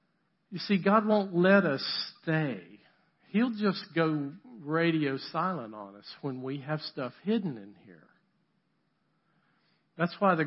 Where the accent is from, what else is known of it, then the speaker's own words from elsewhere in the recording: the South, United States; also born or lived in Boston, Massachusetts; I'm from the South